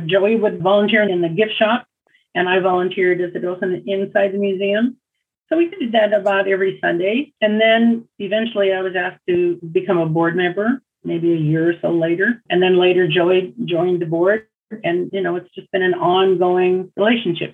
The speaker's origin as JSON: {"language": "English", "town": "Seattle", "region": "Washington", "country": "United States", "tie": "born or raised there", "also_born_or_lived": "Ballard, Seattle", "said": "my home and where I grew up was here on Alki"}